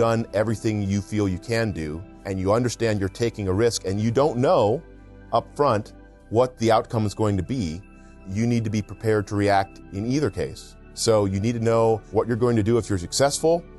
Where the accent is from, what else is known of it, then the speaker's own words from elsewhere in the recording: East Coast, United States; now in Southern California, United States; I grew up on the East Coast in a small farm town